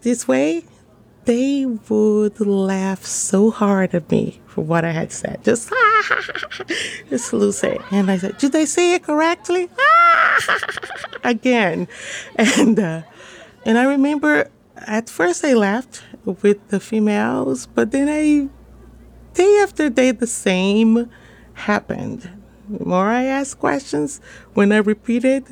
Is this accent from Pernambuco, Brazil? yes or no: no; São Paulo, Brazil; moved away as an adult; also born or lived in Guinea; now in Washington, D.C., United States; I'm from Brazil, from São Paulo